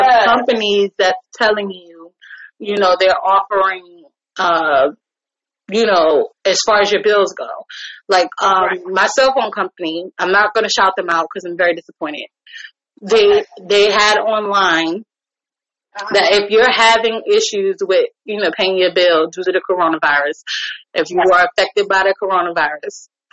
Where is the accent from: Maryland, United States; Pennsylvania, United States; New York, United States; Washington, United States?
New York, United States; moved away; Now I'm a New Yorker through and through